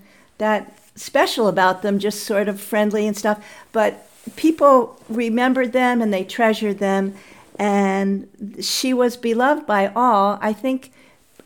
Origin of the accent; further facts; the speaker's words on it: Middletown, New York, United States; first language English; also born or lived in Midwest; I was born in the Midwest, but I escaped at an early age, and I grew up in Middletown, New York, which is a tiny town in the Catskill Mountains